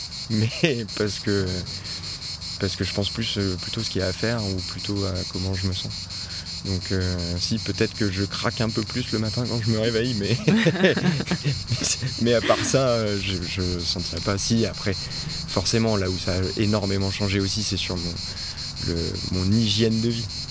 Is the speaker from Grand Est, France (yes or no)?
no; Les Deux Alpes, Auvergne-Rhône-Alpes, France; moved away as an adult; now in Gulf of Saint-Tropez, France; je suis originaire des deux Alpes en Oisan. donc j'ai passé les 20 premières années de ma vie euh, dans, le, massif des Alpes au pied du parc des Écrins